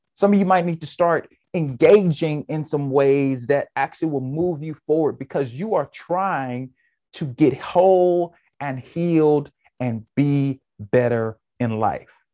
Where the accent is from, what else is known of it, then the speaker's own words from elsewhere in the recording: United States; I'm an American